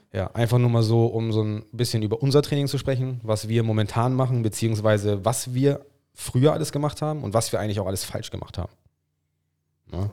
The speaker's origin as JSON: {"language": "German", "region": "England", "country": "United Kingdom", "second_language": "German", "said": "Ich bin Engländer"}